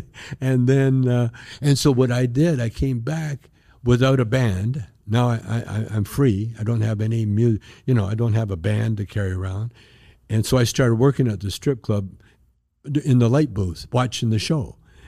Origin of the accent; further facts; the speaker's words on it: Canada; moved away as an adult; now in United States; I'm Canadian. I got deported from the States to Windsor, Ontario.